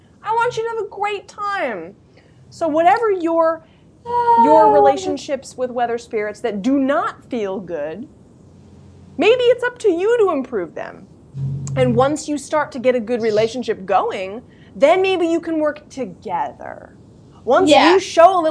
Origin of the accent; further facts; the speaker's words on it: New England, United States; I grew up in New England